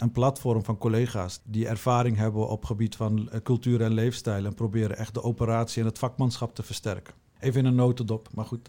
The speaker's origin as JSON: {"language": "Dutch", "region": "Utrecht", "country": "Netherlands", "tie": "born or raised there", "said": "Mijn roots liggen in Utrecht, geboren en getogen in Utrecht"}